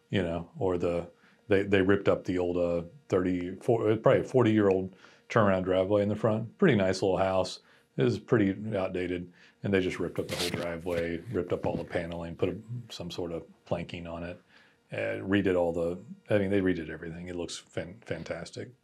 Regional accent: Texas, United States; I'm Texan and I'm a business person

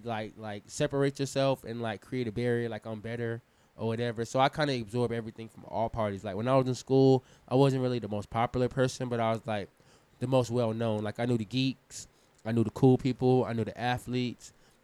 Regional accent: New York, United States; I'm from New York. I know how to hustle.

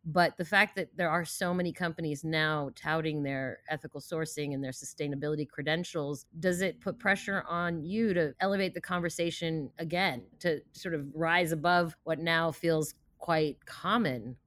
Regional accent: D C area, Maryland, United States; also born or lived in Russia; I emigrated from Russia with my family in the late seventies, but we settled around around the D C area

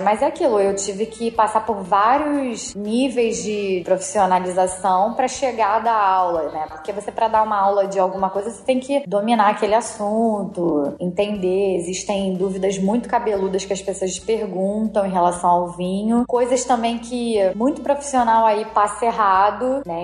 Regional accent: Rio de Janeiro, Brazil; sou carioca, mesmo, da Gema

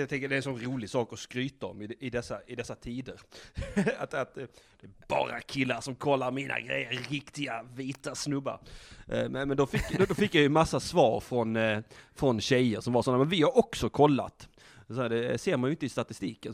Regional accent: Blekinge, Sweden; moved away; Vi, vi är ju ursprungligen från Blekinge

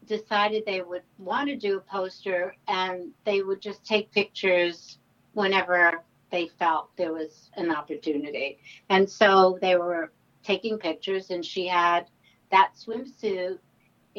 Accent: New York, United States; I'm born and raised in New York

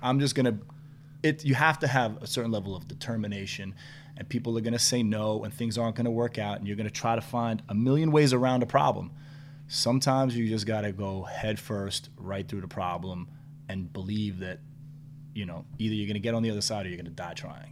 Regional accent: New York City, New York, United States; at that age and growing up in New York was like tough white boy

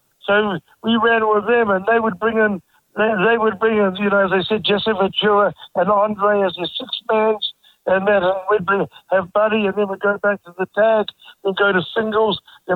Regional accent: New Zealand

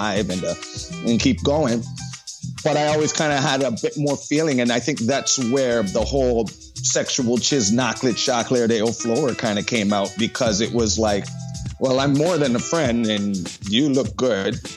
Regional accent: Toronto, Ontario, Canada; I grew up in Scarborough

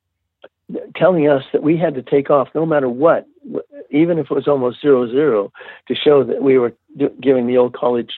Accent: California, United States; moved away as an adult; a surfer from California

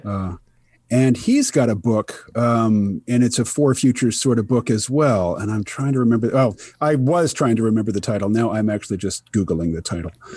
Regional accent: Kansas City, Missouri, United States; now in Bellows Falls, United States; I grew up mostly in Kansas City, Missouri

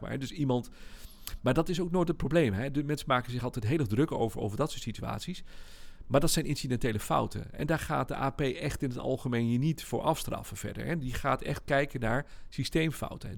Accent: Netherlands; we zijn wel Nederlanders

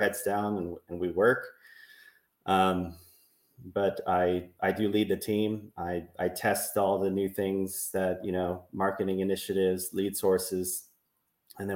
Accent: Burlingame, California, United States; back in my hometown in Burlingame

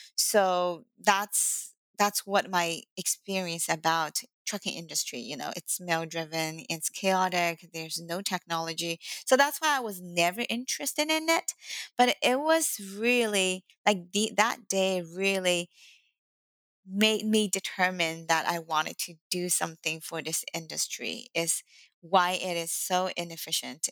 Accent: Shanghai, China; English is a second language; moved away as an adult; now in United States; English is not my first language and uh, um, I was born in Shanghai, China. So I speak both Mandarin Chinese and Shanghainese and a little bit Cantonese

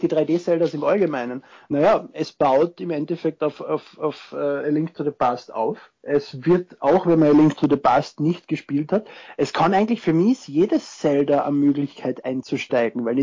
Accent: Austria; ich bin Österreicher. Ich freue mich sehr über die positive Resonanz zu meiner Stimme, aber ich bin nicht der Lustige mit dem bayerischen Akzent. ich versuche eh, so weit wie möglich Hochdeutsch zu sprechen, aber man verfällt halt ein wenig in den Dialekt.

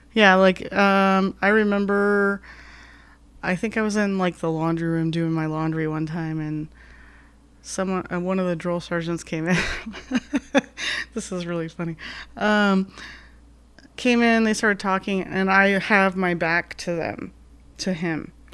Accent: Glendale, Arizona, United States; also born or lived in Ajo, Arizona; growing up in Glendale

